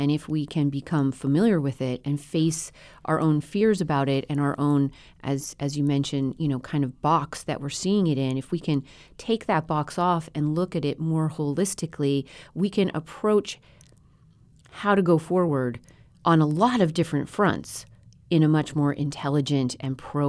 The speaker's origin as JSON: {"language": "English", "region": "Colorado", "country": "United States", "tie": "born or raised there", "said": "So I grew up in Colorado at about 8,000 feet west of Denver and definitely in the Ponderosa Pine."}